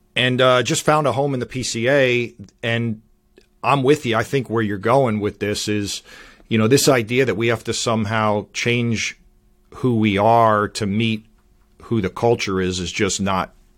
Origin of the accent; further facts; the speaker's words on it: Miami, Florida, United States; moved away as an adult; also born or lived in Northeast United States; now in North Carolina, United States; I grew up in Miami, Florida, I went to school in, in Hollywood, Florida